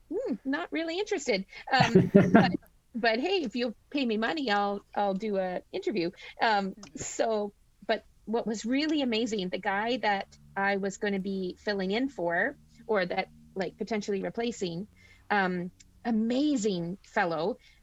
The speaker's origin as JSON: {"language": "English", "town": "Flesherton", "region": "Ontario", "country": "Canada", "tie": "born or raised there", "said": "I grew up in Gray County. So I went to school at McPhail. I did my high school at Gray Highlands. So I'm born and raised here."}